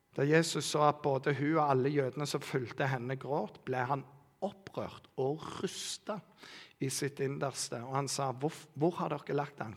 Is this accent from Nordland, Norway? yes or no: no; Bryne, Rogaland, Norway; jeg vokste opp i Bryne misjonskirke